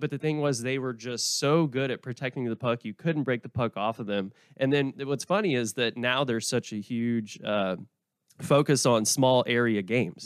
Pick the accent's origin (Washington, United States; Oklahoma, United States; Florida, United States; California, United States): Oklahoma, United States; moved away; also born or lived in Vermont; I'm from Oklahoma